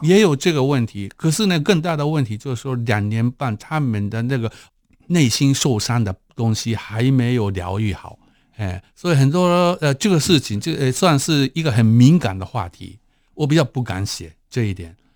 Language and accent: Chinese; Japan; Chinese is a second language; moved away as an adult; now in Taiwan; 我是日本人